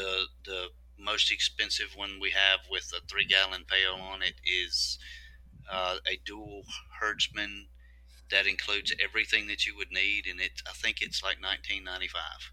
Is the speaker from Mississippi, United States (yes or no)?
yes; Meridian, Mississippi, United States; Meridian, Mississippi. That's where I live. That's my hometown